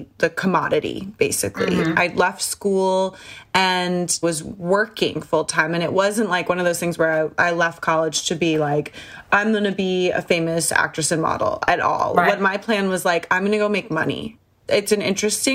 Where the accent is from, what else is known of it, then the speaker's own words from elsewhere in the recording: California, United States; moved away; also born or lived in New York; I'm from California.